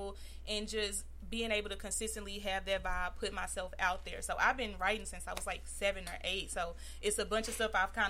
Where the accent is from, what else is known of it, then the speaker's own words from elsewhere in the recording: Illinois, United States; I'm from Illinois, so it wasn't really many opportunities over on that side.